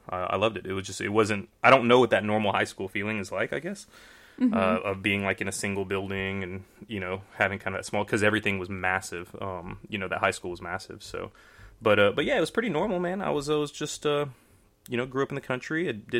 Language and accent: English; Houston, Texas, United States; Houston, Texas.